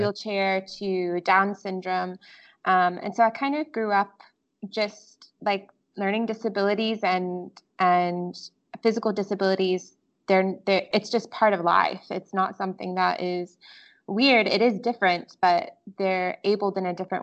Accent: Greenville / Pickens, South Carolina, United States; The city that I'm from is called Greenville, and it's kind of an up-and-coming city in South Carolina, very beautiful.

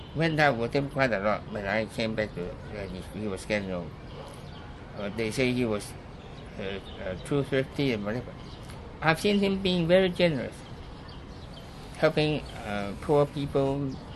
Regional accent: Hong Kong; I was born in Hong Kong.

